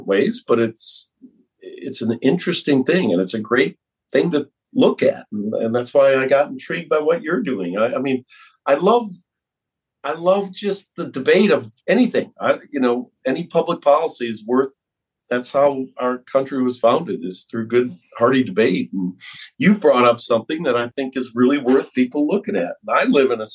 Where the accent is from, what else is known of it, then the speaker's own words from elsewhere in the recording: just west of Wisconsin, Midwest, United States; moved away as an adult; now in Colorado, United States; I'm from the Midwest, just to the west of where you grew up in Wisconsin. And I think our childhoods are similar. Grew up in the farmlands